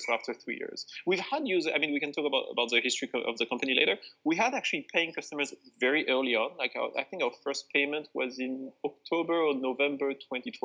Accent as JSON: {"language": "English", "country": "France", "moved": "as an adult", "said": "I'm not from here. I'm from France originally."}